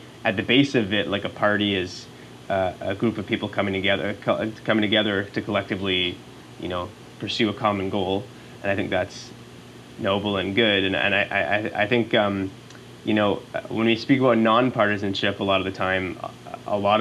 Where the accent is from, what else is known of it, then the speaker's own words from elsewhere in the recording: Montreal, Quebec, Canada; now in Ottawa, Canada; I'm from Montreal originally